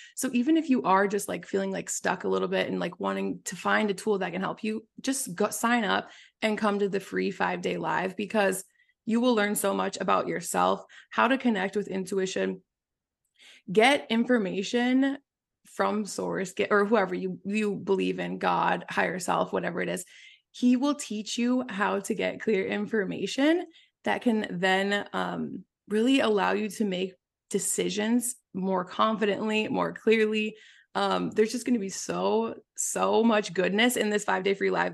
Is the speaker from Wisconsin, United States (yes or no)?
yes; Wisconsin, United States; moved away as an adult; also born or lived in San Francisco; I was raised in Wisconsin, in a small town of, like, five thousand people.